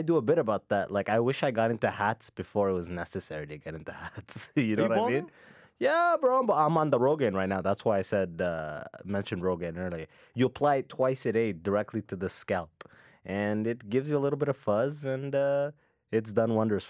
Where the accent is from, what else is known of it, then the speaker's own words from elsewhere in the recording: London, Ontario, Canada; Yeah, I grew up in London, Ontario.